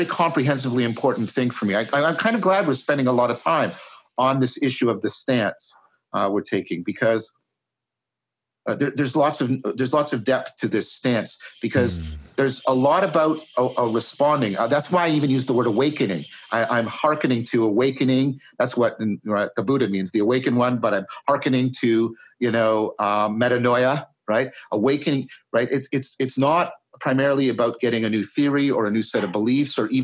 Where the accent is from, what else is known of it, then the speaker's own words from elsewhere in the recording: Canada; I'm a Canadian